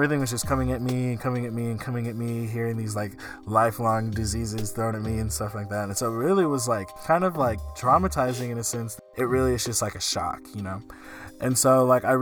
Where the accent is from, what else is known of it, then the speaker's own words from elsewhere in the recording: the South, United States; I grew up in the South